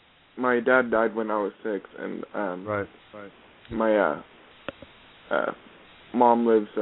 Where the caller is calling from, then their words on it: Ramona, Oklahoma, United States; I'm calling from Ramona, Oklahoma.